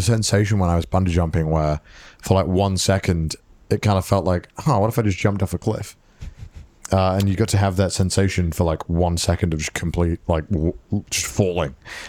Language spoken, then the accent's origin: English; United Kingdom; I am too British, dude.